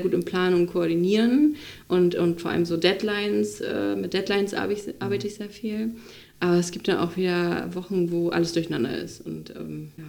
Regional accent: Itzehoe, Schleswig-Holstein, Germany; moved away as an adult; also born or lived in Flensburg / Hamburg; Dann bin ich wieder zurück zu meinen Eltern, äh, nach Schleswig-Holstein, nach Itzehoe

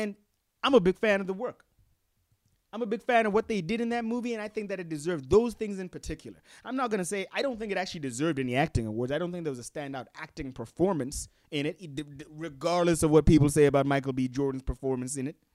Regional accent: Gaborone, South-East District, Botswana; I am from Botswana. That I was born here in Gaborone, and I currently live here in Gaborone, Botswana.

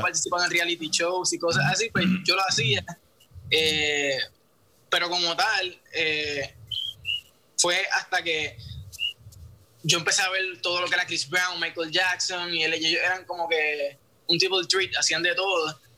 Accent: San Juan, Puerto Rico; soy de Santurce, Puerto Rico

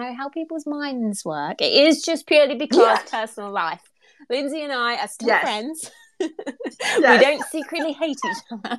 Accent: England, United Kingdom; Well, I am English.

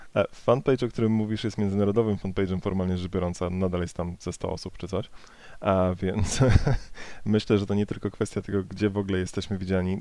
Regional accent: Poland; z mojej polskiej perspektywy

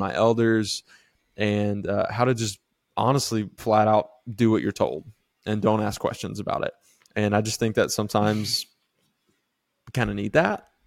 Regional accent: Live Oak, Florida, United States; moved away; also born or lived in the Carolinas; grew up in a really small town called Live Oak

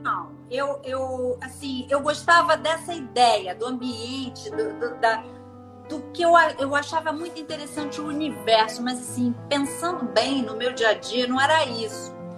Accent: Rio de Janeiro, Brazil; eu sou do Rio, sim, nascida e criada aqui, muito embora minha família originalmente seja de São Paulo

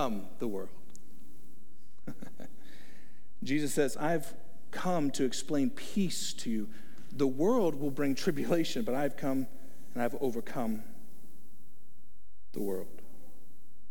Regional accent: Texas, United States; I'm from Texas

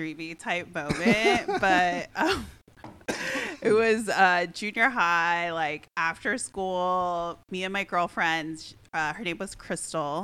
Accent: Missouri, United States; I grew up in Missouri in the Midwest.

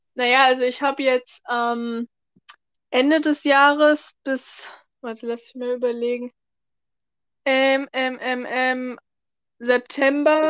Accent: North Rhine-Westphalia, Germany; now in Berlin, Germany; Ich komme ursprünglich aus NRW

